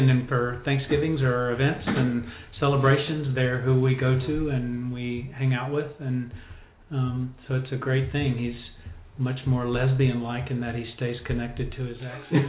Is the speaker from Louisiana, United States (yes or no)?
yes; Louisiana, United States; moved away; also born or lived in Florida / Texas; business administration from LSU, where I grew up in Louisiana